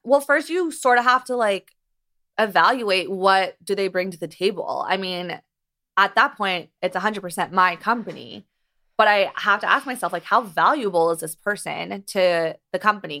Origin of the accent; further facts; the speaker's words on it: Beverly Hills, California, United States; I grew up here. I'm from Beverly Hills, and I went to Beverly Hills High School